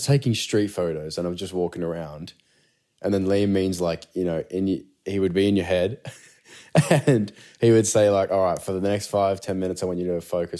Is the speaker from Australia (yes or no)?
yes; Australia; as an Aussie